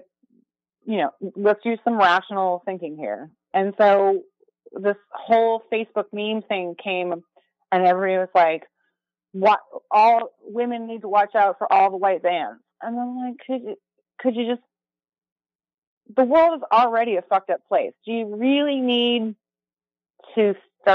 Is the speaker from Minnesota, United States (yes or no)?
yes; Minnesota, United States; I grew up in Minnesota with parking ramps everywhere.